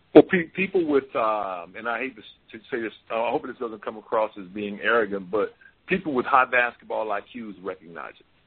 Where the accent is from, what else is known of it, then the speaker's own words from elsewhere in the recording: Mississippi, United States; now in Oregon, United States; I was born and raised in Mississippi